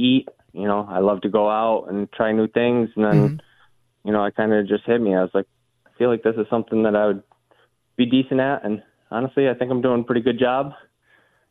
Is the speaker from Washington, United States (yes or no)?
no; Rochester, New York, United States; moved away as an adult; also born or lived in North Miami, Florida; now in Buffalo, United States; So I'm new to Buffalo fairly. I'm from Rochester.